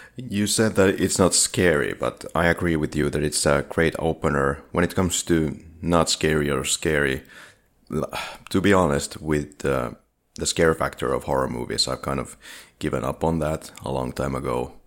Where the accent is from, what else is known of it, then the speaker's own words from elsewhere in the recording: Finland; English is a second language; we are from Finland